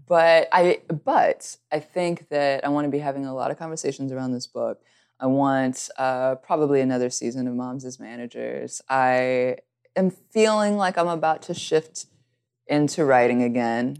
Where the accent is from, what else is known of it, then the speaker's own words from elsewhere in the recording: Alabama, United States; also born or lived in California; I, I am from California, but grew up in Alabama, and this is how I talk